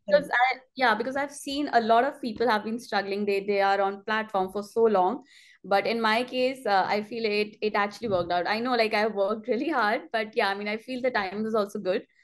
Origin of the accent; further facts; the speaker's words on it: India; moved away as an adult; now in Montreal, Canada; I'm from India